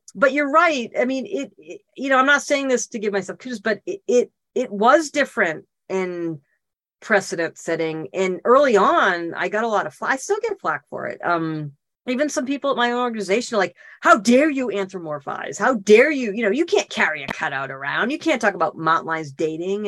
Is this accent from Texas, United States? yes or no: no; Boston, Massachusetts, United States; moved away as an adult; also born or lived in Northern California; now in California, United States; I'm not from California, I'm from Boston, but California's home. I've been here what 32, 33 years now